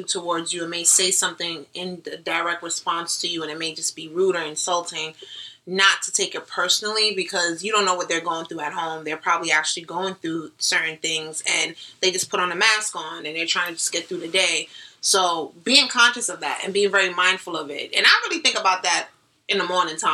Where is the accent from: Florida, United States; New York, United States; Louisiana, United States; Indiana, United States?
New York, United States; New York City; I'm from the Bronx